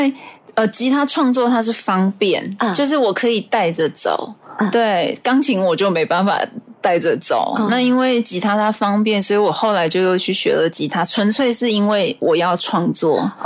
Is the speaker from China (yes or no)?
no; Taiwan; accent: Hakka; first language Hakka; 这样现在讲话有客家口音，因为我是客家人